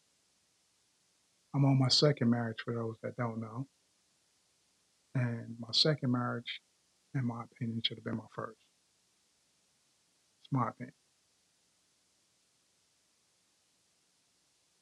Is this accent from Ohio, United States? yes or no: no; Hempstead, New York, United States; now in Frederick, Maryland, United States; I'm from New York. Let me be specific. Long Island. Hempstead, Long Island.